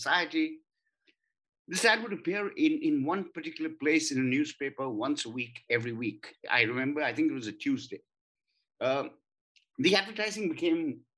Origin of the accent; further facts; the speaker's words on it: Kolkata, West Bengal, India; I'm from Calcutta as well, born and brought up there